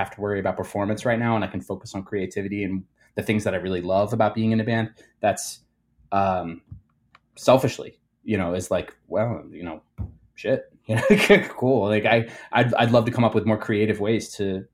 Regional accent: Cherry Hill, New Jersey, United States; accent: Jersey; moved away as an adult; also born or lived in Philadelphia, Pennsylvania; now in Chicago, United States; I grew up in a town called Cherry Hill

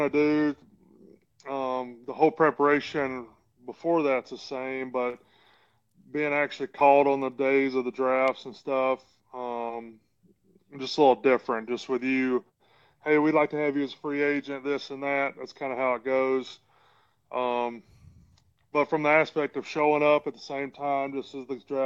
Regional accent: Florence, Alabama, United States; moved away as an adult; also born or lived in Murfreesboro, Tennessee / Los Angeles, California; now in Jacksonville, United States; born and raised in Florence, Alabama

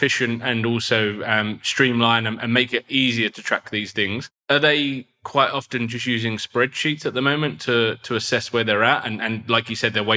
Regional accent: London, United Kingdom; moved away; I remember growing up in London

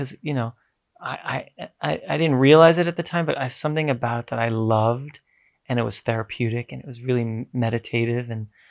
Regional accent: New York City, New York, United States; I grew up in New York. I come from Brooklyn

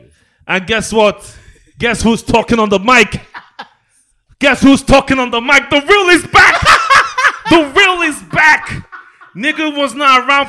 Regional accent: Adamawa, Nigeria; I'm from Adamawa State.

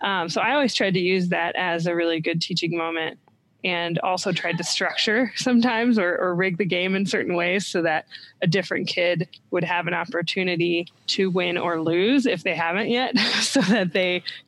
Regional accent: Columbus, Ohio, United States; That's my hometown, Columbus, Ohio.

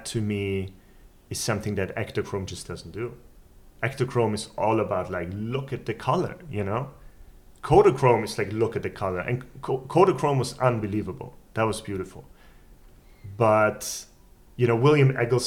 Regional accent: Vienna, Austria; I grew up in Vienna

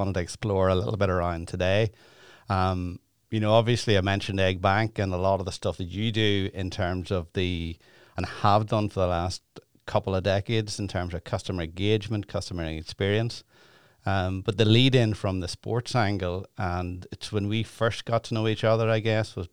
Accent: Ireland; being from Ireland

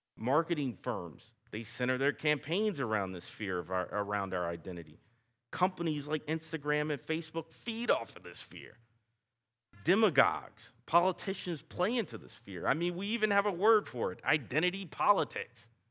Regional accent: the South, Southern United States, United States; accent: Southern; my Southern accent

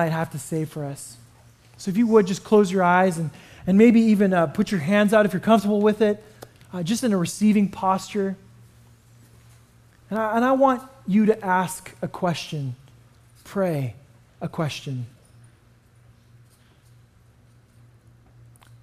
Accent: Canada; moved away; I grew up in Canada

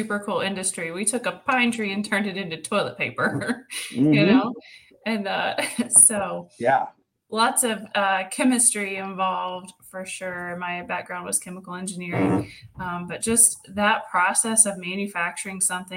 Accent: Riceville, Tennessee, United States; So I grew up in Riceville, Tennessee, which is just south of Knoxville and just north of Chattanooga by 55 miles

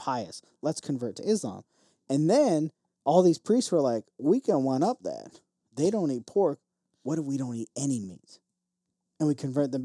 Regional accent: Beavercreek, Ohio, United States; also born or lived in Chicago, Illinois; I grew up in Beaver Creek, Ohio

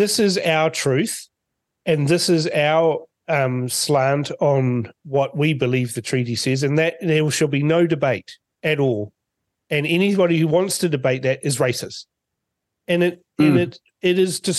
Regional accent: Fiji; now in New Zealand; I'm of Scottish descent, but born in Fiji

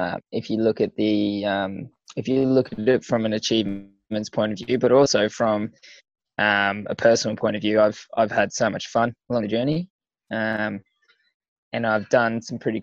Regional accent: Mackay, Queensland, Australia; moved away; also born or lived in Gympie, Queensland / Brisbane, Queensland; I went to primary school and secondary school in Mackay and preschool. So, but I moved to Mackay when I was four and a half.

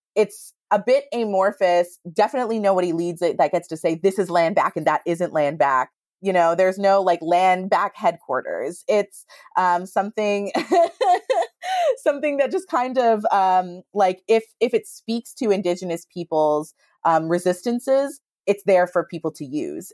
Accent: Northern Ontario, Canada; I'm from Northern Ontario

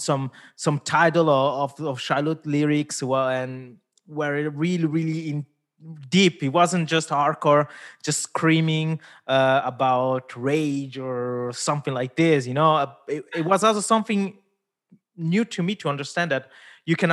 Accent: Switzerland; first language Italian; English is a second language; also born or lived in India; I grew up here in Switzerland, born in India, but grew up here in Switzerland

